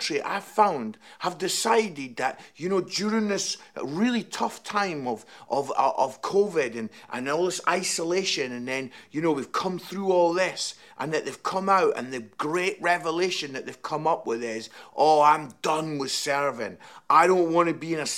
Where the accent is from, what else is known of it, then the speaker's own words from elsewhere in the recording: Scotland, United Kingdom; now in Nottingham, United Kingdom; I am Scottish